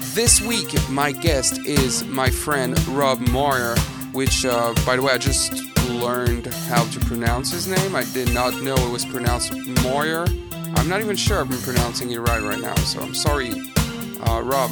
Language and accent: English; Rimouski, Quebec, Canada; I was born in Rimouski